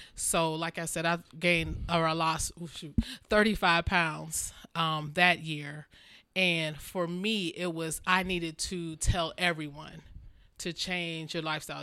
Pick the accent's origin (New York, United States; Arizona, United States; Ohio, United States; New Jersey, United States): Ohio, United States; Maple Heights; born or raised there; also born or lived in Youngstown, Ohio